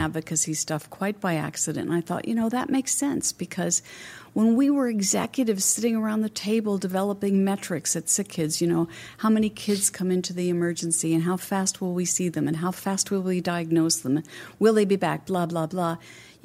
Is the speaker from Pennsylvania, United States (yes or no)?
yes; Pennsylvania, United States; now in Canada; I was from Pennsylvania